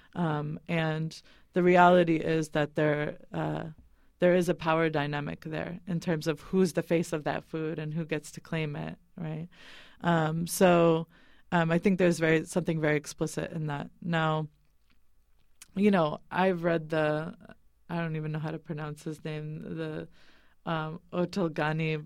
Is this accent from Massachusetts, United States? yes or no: yes; Boston, Massachusetts, United States; moved away as an adult; also born or lived in California; now in Bay Area, United States; I was raised in the East Coast, actually, in New England and Boston